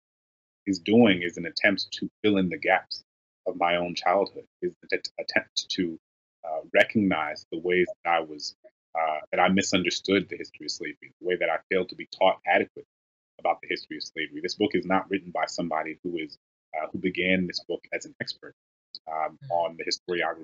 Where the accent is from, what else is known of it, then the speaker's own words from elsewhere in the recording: New Orleans, Louisiana, United States; being a young Black kid growing up in New Orleans